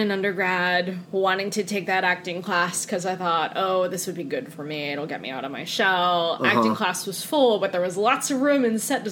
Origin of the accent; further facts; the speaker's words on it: Durham, Connecticut, United States; accent: Connecticut; moved away as an adult; also born or lived in Bridgeport, Connecticut; now in Washington, DC, United States; I grew up in rural Connecticut